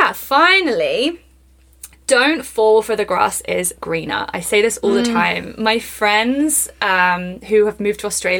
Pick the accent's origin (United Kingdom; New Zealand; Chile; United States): United Kingdom; England; now in Canada; do you think I sound really, really English? Or do you think I have like a Canadian twang? You know, I've been here for 4 years.